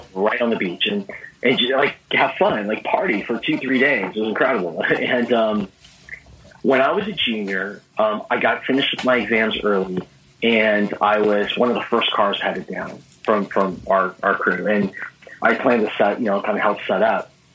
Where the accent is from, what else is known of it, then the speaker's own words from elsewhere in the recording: Southern California, United States; I grew up in Southern California. I'm right. a SoCal guy